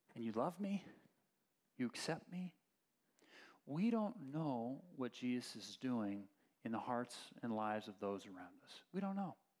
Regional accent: Oakland, California, United States; I grew up in Berkeley, Oakland area

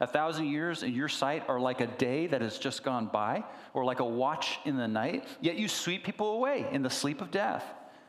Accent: Berkeley, California, United States; also born or lived in San Diego; I was born in San Diego, so I was raised there until about 11 years old. When my parents moved to the East Bay, where they started a church, and I was raised there more or less in Berkeley.

